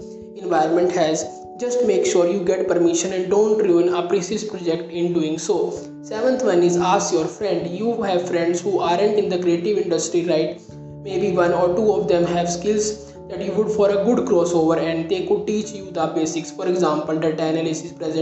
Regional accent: India; I am from India

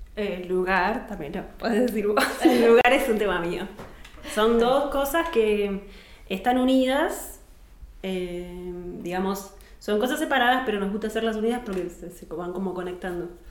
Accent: Argentina; soy argentina

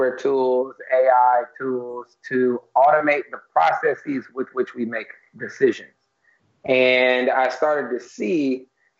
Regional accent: Detroit, Michigan, United States; moved away as an adult; now in New York, United States; I'm born in Detroit originally, left Detroit around 1999. I'm a New Yorker now

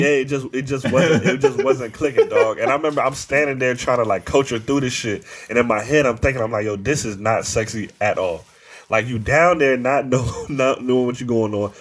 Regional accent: Northern Virginia, United States; we grew up in Northern Virginia

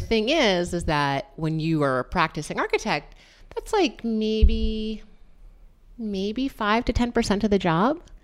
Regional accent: New London, Connecticut, United States; also born or lived in New York; I grew up in New London, Connecticut

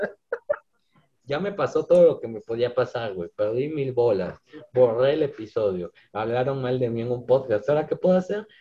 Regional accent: Oaxaca, Mexico; soy de Oaxaca

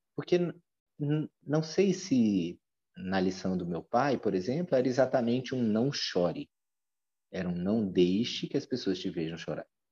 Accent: Goiânia, Goiás, Brazil; hoje eu resido em Goiânia, que é a cidade natal da minha mãe, mas onde eu me criei a partir dos três anos até terminar a faculdade

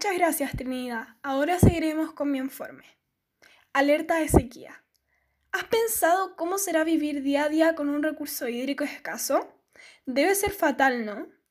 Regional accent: Chile; ayudemos todos unidos como chilenos

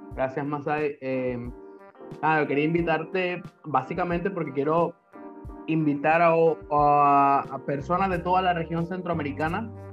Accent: Nicaragua; moved away; also born or lived in Honduras / Guatemala / Belize; cuando pueda regresar a, mi país, obvio no solo voy a ir a Nicaragua

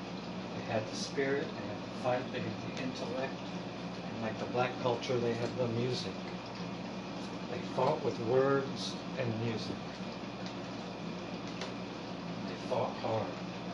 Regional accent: Middletown, United States; also born or lived in Singapore; I'm a voice from the heartland. … I'm 58. I was brought up in Middletown, America from the age of 10 to 18. Prior to that, I've been around the world.

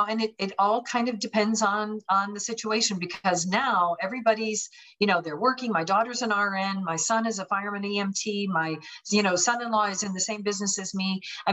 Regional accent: Pennsylvania, United States; also born or lived in California / Minnesota; now in Florida, United States; I was originally from Pennsylvania, went to California, went to Minnesota, then to Florida. So kind of hit all angles of the country and loving living where I'm at now.

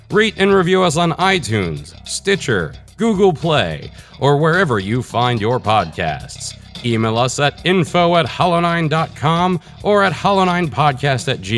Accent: Bronx, New York, United States; And I'm from the Bronx, so.

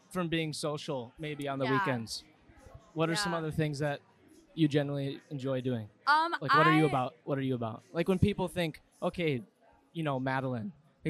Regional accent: Chanhassen, Minnesota, United States; now in Golden Valley, United States; Okay, so I'm from Chanhassen, but I live in Golden Valley.

